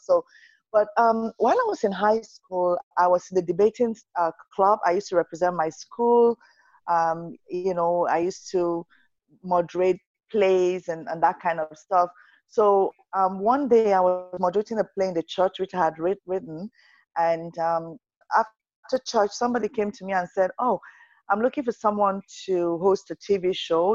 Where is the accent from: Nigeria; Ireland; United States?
Nigeria; moved away as an adult; now in Canada; I'm Nigerian. Nigeria is my roots. I'm Canadian now